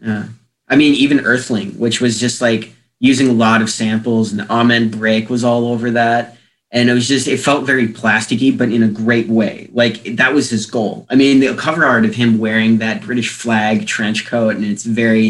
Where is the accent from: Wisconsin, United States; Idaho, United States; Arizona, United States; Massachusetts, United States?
Wisconsin, United States; La Crosse; born there; I've lived in almost every city in a bigger city in the state at this point. I was born in La Crosse originally, and we just kind of moved around a lot.